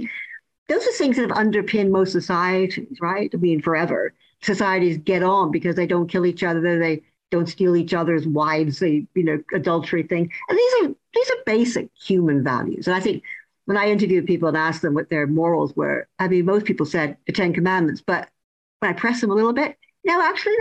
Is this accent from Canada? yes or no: yes; Canada; now in United Kingdom; I'm originally from Canada